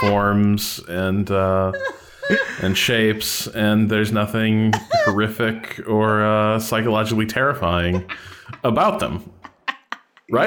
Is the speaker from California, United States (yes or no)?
no; Chicago, Illinois, United States; I'm from Chi, I'm from the Chicago area.